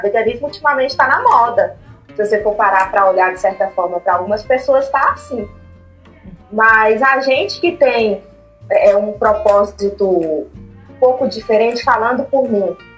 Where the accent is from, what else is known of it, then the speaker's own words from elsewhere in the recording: Montes Claros, Minas Gerais, Brazil; moved away as an adult; now in Belo Horizonte, Brazil; eu sou de Montes Claros, me mudei para BH no final de 2018